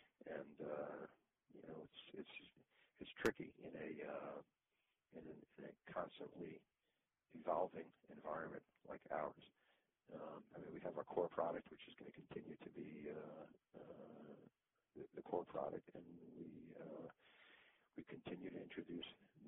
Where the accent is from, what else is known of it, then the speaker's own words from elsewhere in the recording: New York, United States; also born or lived in Boston / Italy / Israel; now in Florida, United States; In fact, I lived in Boston for 8 years before moving to Florida. I'm not originally from Boston, I'm originally from New York. And in between, I lived in Italy and in Israel.